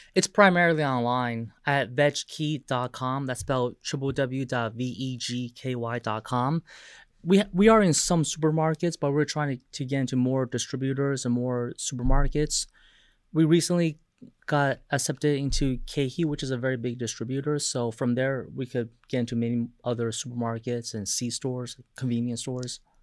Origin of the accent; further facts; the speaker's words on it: Taiwan; moved away; I was overseas in my home country of Taiwan